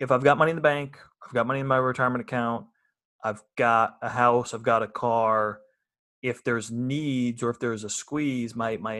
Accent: United States; we in America, as American Christians

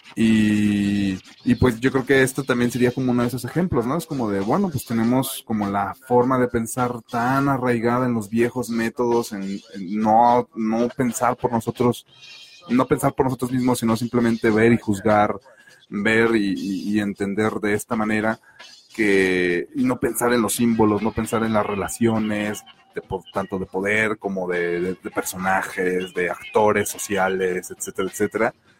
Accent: Mexico; ni siendo mexicanos.

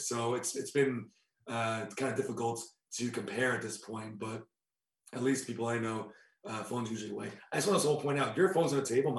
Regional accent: United States; moved away as an adult; now in Berlin, Germany; as an American

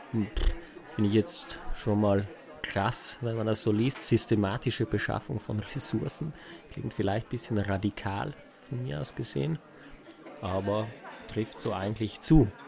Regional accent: Trentino-Alto Adige, Italy; now in Vienna, Austria; Ja, ich bin nicht hier geboren. Ich bin ursprünglich aus Italien, aus Südtirol. Bin aber jetzt ungefähr seit fünf Jahren hier in Wien.

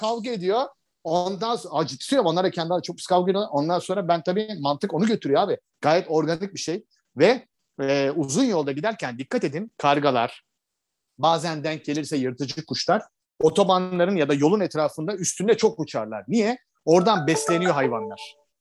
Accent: Istanbul, Turkey; moved away as an adult; also born or lived in Fethiye / Marmaris / Cyprus / Bodrum; now in Antalya, Turkey; ben İstanbulluyum, teşvikiyeliyim. İşte uzun yıllar İstanbul'da yaşadım. Sonra güneye geldim.

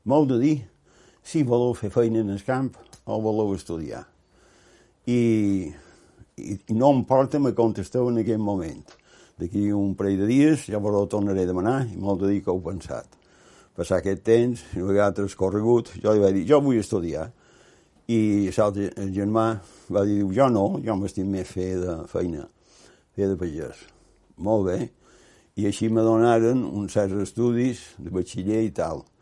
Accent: Porreres, Balearic Islands, Spain; born there; also born or lived in Palma / Barcelona / Manacor; vaig néixer a Porreres, a Mallorca, evidentment, 1931. Des de Porreres vaig anar a Barcelona, primer vaig passar per Palma

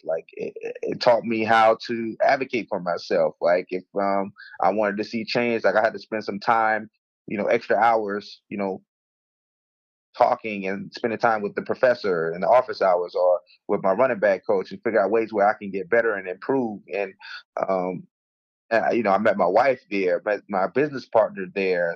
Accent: Mulberry, Florida, United States; grew up in a small town of 3,000 people in a little, little place called Mulberry, Florida

